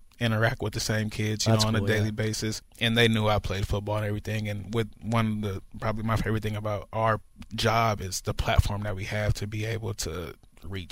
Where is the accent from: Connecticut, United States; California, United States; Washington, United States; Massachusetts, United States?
California, United States; Northern; I'm from Northern California